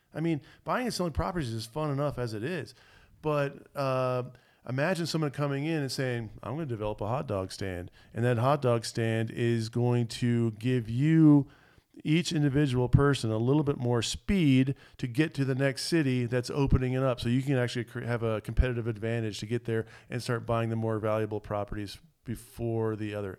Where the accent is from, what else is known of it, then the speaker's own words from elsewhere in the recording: Florida, United States; I was raised in Florida